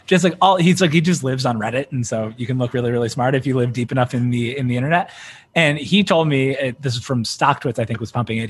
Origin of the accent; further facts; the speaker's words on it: Philadelphia, Pennsylvania, United States; moved away; I'm from Philly originally, so like sports talk radio is a big part of the culture there